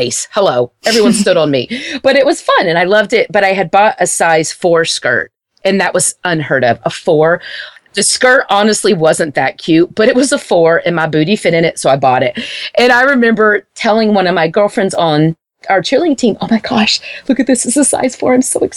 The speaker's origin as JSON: {"language": "English", "town": "Wichita Falls", "region": "Texas", "country": "United States", "tie": "born or raised there", "said": "where I grew up in Wichita Falls, it's a very small town."}